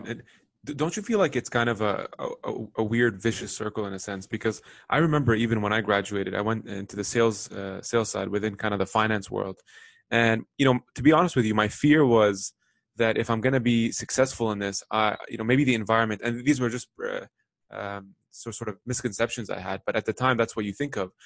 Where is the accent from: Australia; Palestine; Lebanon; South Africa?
Lebanon; now in North America; I grew up in the Middle East. I, I was born in Lebanon.